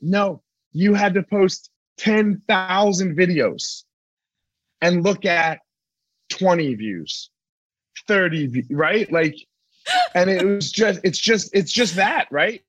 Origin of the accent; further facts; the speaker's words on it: East Coast, United States; I grew up on the East Coast.